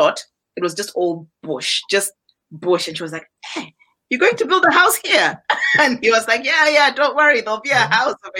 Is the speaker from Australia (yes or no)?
no; Malawi; I was born in Malawi.